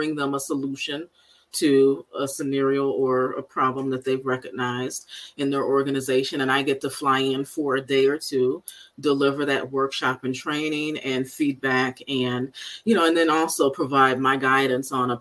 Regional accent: Benton Harbor, Michigan, United States; I grew up in Benton Harbor, Michigan, on the southwest side of the state, about 3.5 hours from here

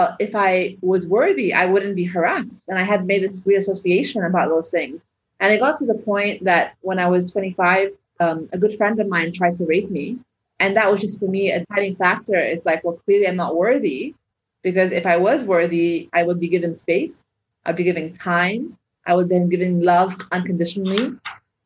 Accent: Egypt; moved away; where I grew up in the Arab world

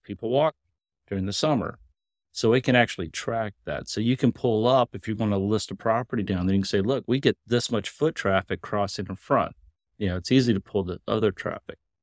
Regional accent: Kentucky, United States; I'm a hillbilly from Kentucky.

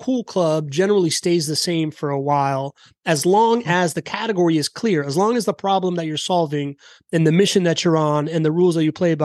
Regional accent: United States; we're all American

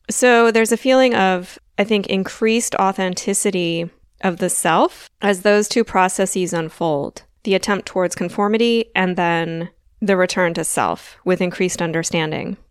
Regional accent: Delaware, United States; now in Southern United States; I grew up in the north of the United States, the northeast. Well, I'm from Delaware

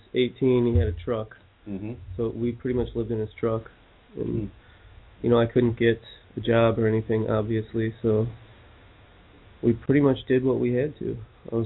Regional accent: Mesa, Arizona, United States; moved away; I was born in Mesa, Arizona

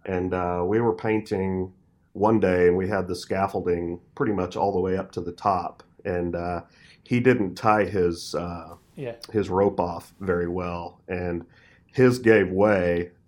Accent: Texas, United States; I'm from Texas. She's from Arkansas.

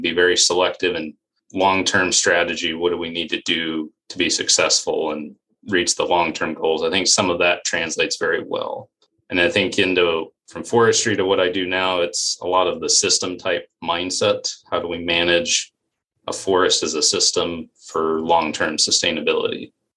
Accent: Western Colorado, United States; moved away as an adult; also born or lived in Iowa; I'm originally from Western Colorado. Grew up in a logging coal mining area.

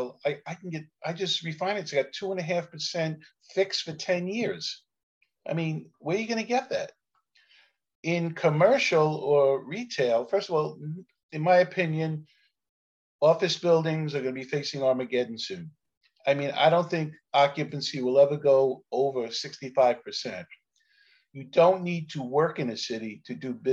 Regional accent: New York City, New York, United States; I'm a kid from Canarsie, Brooklyn, which I refer to as the Mafia minor leagues, a rough place to grow up

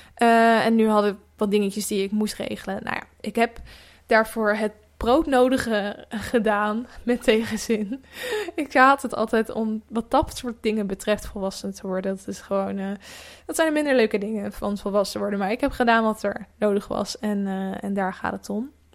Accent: Netherlands; moved away; kleinere dorpen, ook waar ik vandaan kom

